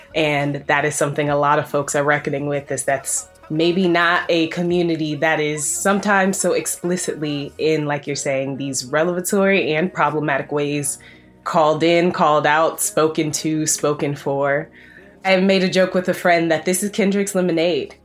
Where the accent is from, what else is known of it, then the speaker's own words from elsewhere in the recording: Chicago, Illinois, United States; now in Brooklyn, United States; I'm from Chicago